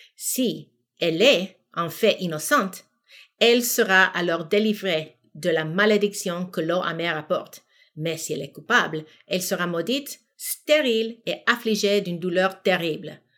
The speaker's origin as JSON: {"language": "French", "country": "United States", "tie": "born or raised there", "also_born_or_lived": "Senegal", "moved": "as an adult", "lives_now": "Quebec, Canada", "said": "j'ai grandi aux États-Unis"}